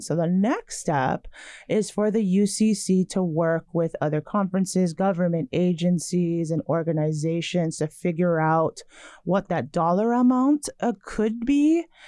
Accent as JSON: {"language": "English", "region": "Hawaii", "country": "United States", "tie": "born or raised there"}